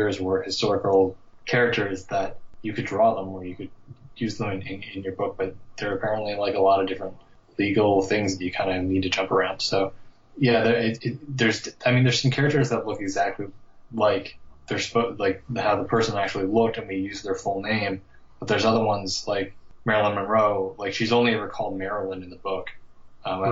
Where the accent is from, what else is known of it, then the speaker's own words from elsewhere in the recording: Newfoundland and Labrador, Canada; I'm from Newfoundland, and there's not a whole lot of people who work in comics here